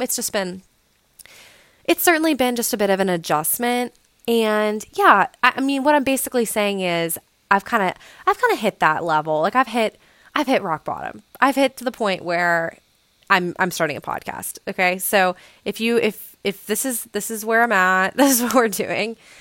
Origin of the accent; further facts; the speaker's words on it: West Virginia, United States; also born or lived in Blacksburg, Virginia; have been living in my hometown, which is in, like, B F E, West Virginia